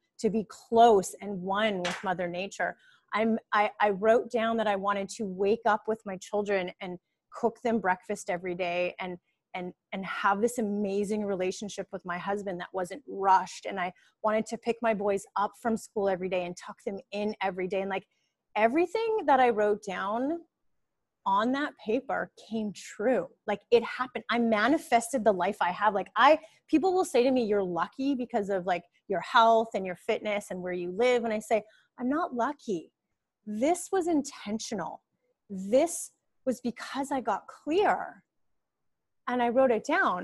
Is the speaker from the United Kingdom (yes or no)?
no; Winnipeg, Manitoba, Canada; moved away as an adult; now in Costa Rica; I was a girl from Winnipeg, like Winnipeg, Canada.